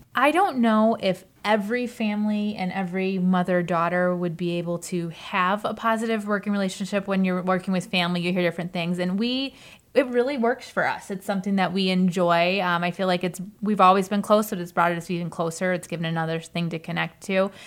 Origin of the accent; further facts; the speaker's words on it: United States; I grew up in the Kinnikinick School District